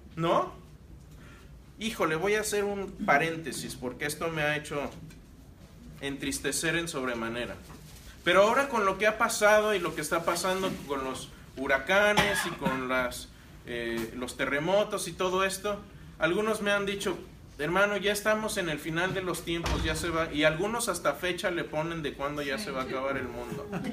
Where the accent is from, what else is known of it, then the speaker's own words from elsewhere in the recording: Querétaro, Mexico; moved away; also born or lived in Monterrey, Mexico; Yo soy queretano, pero viví en Monterrey.